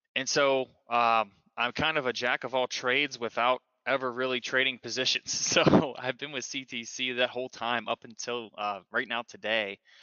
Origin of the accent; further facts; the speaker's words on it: Johnstown, Pennsylvania, United States; i started with ctc which is in my hometown of johnstown pennsylvania